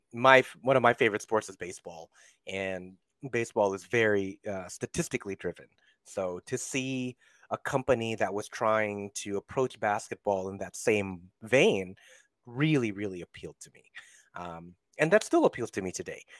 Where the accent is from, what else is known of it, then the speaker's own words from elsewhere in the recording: Central and Northern California, United States; also born or lived in Philippines; now in Los Angeles, United States; born in the Philippines, but spent my formative and, um, I guess, important years in Central and Northern California.